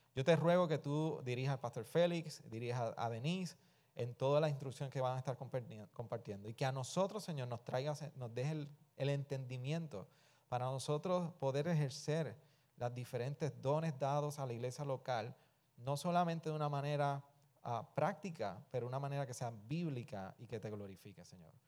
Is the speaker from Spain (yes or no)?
no; Puerto Rico; somos puertorriqueños